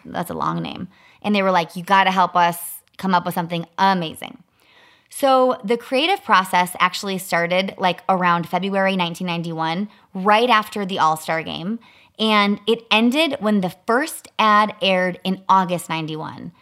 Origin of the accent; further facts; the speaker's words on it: Chicago, Illinois, United States; I grew up in Chicago